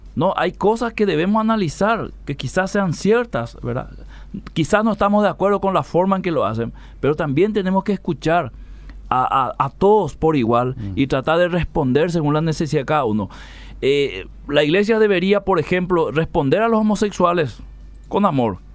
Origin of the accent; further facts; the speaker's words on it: Lambaré, Central, Paraguay; Yo soy acá de Lambaré